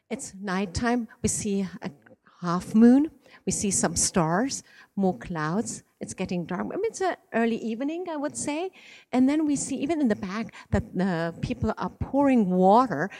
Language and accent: English; Iran; moved away; I was born in Iran and my father is Iranian